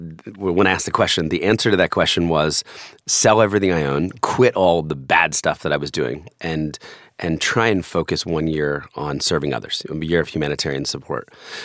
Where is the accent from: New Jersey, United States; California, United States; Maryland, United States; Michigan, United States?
New Jersey, United States; Well, there were really three acts to my life. I grew up in New Jersey. I was an only child in a family with a really tragic event.